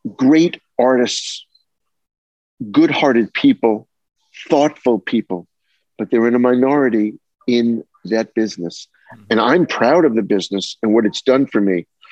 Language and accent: English; Massapequa, New York, United States; I'm from Plain Edge, Massapequa. you know, we're uh, South Shore guys